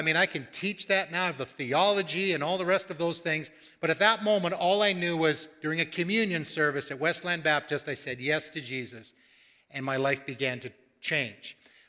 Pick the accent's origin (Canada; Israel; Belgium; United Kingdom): Canada; Coquitlam, British Columbia; moved away as an adult; also born or lived in Vancouver; Coquitlam is where I grew up.